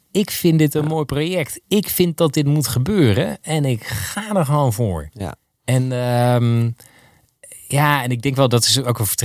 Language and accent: Dutch; Maasland, South Holland, Netherlands; Waar kom je van, Ja, ik kom uit Maasland.